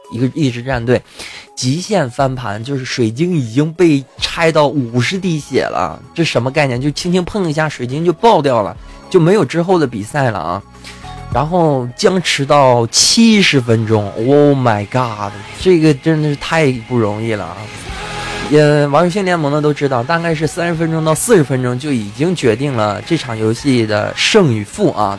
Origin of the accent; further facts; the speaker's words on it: China; 我们中国人